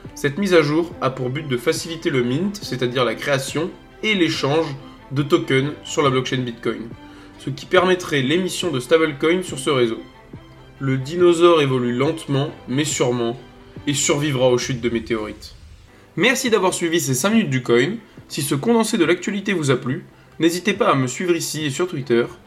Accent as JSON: {"language": "French", "area": "the North", "region": "Hauts-de-France", "country": "France", "said": "je suis du Nord"}